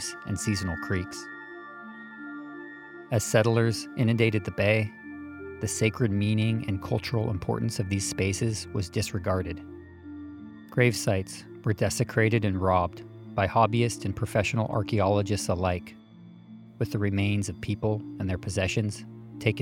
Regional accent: Mill Valley, California, United States; In the town of Mill Valley, where I grew up

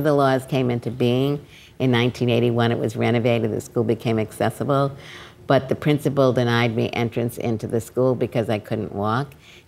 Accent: New York City, New York, United States; So I grew up in Brooklyn, all of you from Brooklyn. And at that time, so I was born in 1947.

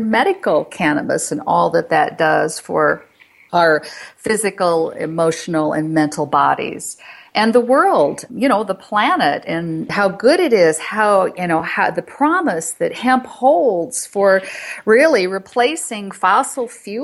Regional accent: Florida, United States; moved away as an adult; now in Colorado, United States; I'm from Florida. I moved here in November

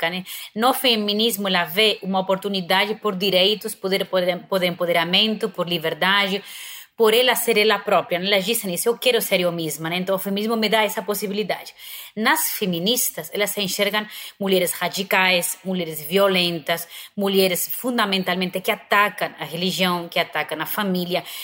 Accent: Spain; Portuguese is a second language; now in Brazil; como eu sou espanhola

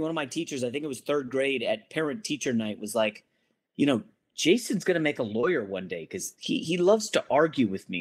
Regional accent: Northern Virginia, United States; also born or lived in New York; now in Los Angeles, United States; we grew up in Northern Virginia

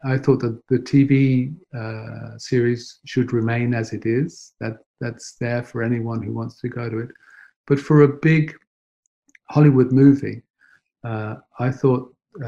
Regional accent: Nottingham, East Midlands, United Kingdom; moved away; I was brought up in Nottingham

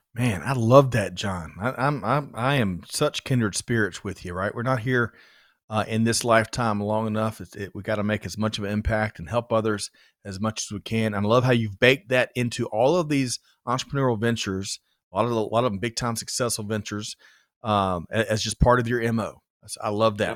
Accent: Georgia, United States; A native Georgian

